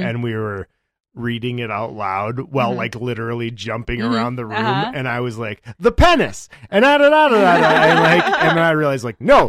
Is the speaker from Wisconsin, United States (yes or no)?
yes; Wisconsin, United States; I'm from Wisconsin, so I should say bagel, like without problem, but I say bagel.